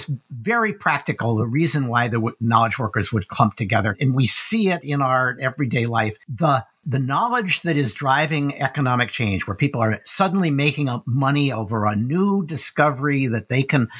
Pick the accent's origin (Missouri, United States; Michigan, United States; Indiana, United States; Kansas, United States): Michigan, United States; Dearborn; I grew up in Dearborn, Michigan, surrounded by Ford workers